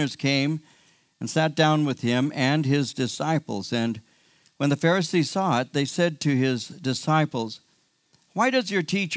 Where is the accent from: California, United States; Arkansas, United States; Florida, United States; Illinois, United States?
California, United States; I'm one of the few who were born in California and raised in California.